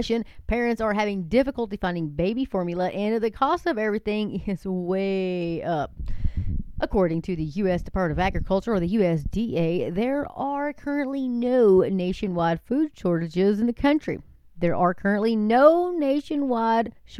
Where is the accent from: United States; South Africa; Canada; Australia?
United States; Texas; I am a Texan, and yes, we love our guns, and we love our pickup trucks.